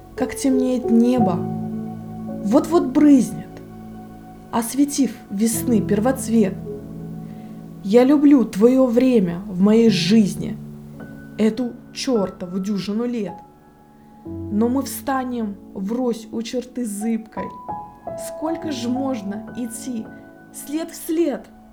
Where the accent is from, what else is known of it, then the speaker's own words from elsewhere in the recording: Russian Far East, Russia; я с Дальнего Востока